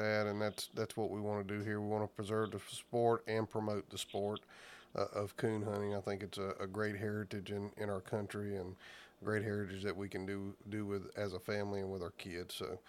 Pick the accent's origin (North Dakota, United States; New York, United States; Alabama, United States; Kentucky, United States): Alabama, United States; Southeast; moved away; I'm from Southeast Alabama originally